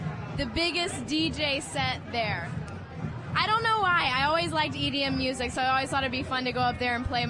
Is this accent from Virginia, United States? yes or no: no; South Carolina, United States; moved away; Back in my hometown in South Carolina, I worked at a seafood restaurant, and I was a hostess.